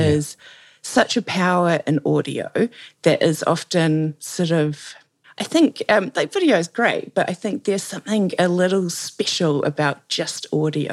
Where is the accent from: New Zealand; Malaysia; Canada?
New Zealand; accent: Kiwi; you can probably tell that I'm a Kiwi by the fact that everything I say sounds like a question.